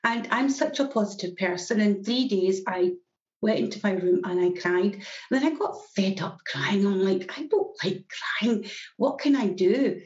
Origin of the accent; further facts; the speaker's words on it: Glasgow, Scotland, United Kingdom; From Glasgow in Scotland, and my accent is always a giveaway where I'm from